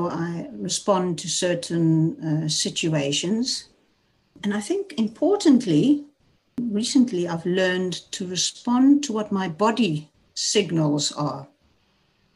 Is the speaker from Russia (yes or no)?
no; South Africa; moved away as an adult; now in Netherlands; I was raised in South Africa. I'm 59 years old. I live in the Netherlands, have been here for the last 33 years